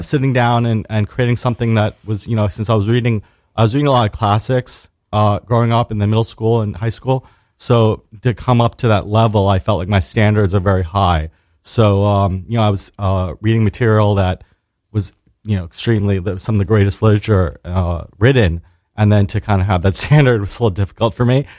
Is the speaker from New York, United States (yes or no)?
yes; New York City, New York, United States; I was born and raised in Staten Island, New York